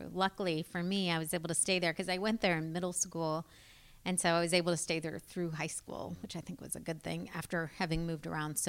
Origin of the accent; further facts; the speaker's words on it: the South, United States; now in Portland, United States; I really loved growing up in the South and I miss it.